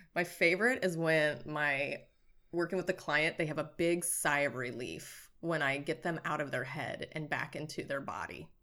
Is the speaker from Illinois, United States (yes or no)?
no; Nebraska, United States; moved away as an adult; now in Southern California, United States; I grew up in Nebraska and, um, basically became allergic to Nebraska in my late twenties, um, and then moved over here to Southern California.